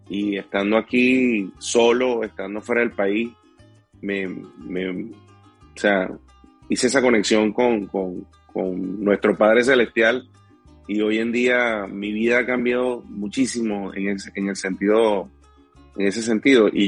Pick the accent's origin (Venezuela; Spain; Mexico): Venezuela; moved away; la mitad de mis seguidores están en Venezuela, más del 40% de las personas que me siguen están en mi país. Y, yo creo que es un agradecimiento, lo estoy haciendo por agradecimiento realmente de este show para, ellos, que, quizás en Venezuela no hubiese podido tener la plataforma